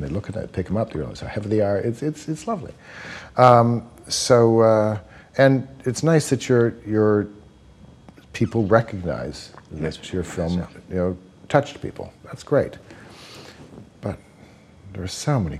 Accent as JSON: {"language": "English", "town": "London", "region": "Ontario", "country": "Canada", "tie": "born or raised there", "moved": "yes", "said": "London, Ontario, Canada"}